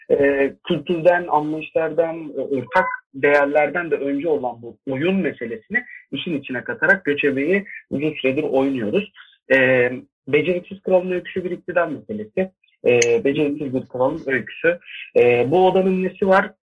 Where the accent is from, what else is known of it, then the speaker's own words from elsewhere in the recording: Bursa, Turkey; moved away as an adult; also born or lived in Ankara; now in Istanbul, Turkey; Bursa'da doğdum. 2006 yılına kadar oradaydım.